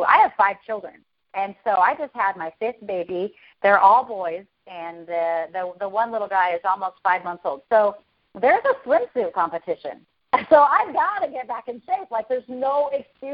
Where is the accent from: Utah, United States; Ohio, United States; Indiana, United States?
Utah, United States; Hurricane; moved away as an adult; now in Henderson, United States; I was Mrs. Hurricane of my hometown where I'm from in Hurricane, Utah